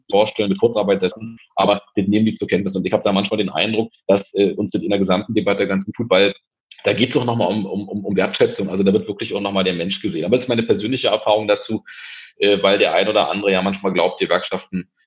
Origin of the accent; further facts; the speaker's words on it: Berlin, Germany; zugeben muss als Berliner, ähm, dass ich sehr überrascht war davon